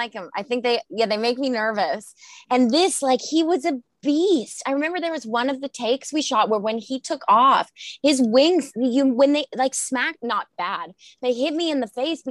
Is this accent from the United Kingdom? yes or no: no; Australia; I'm from Australia